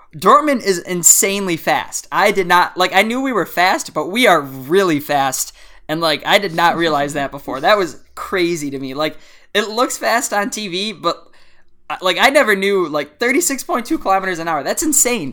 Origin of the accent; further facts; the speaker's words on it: United States; as an American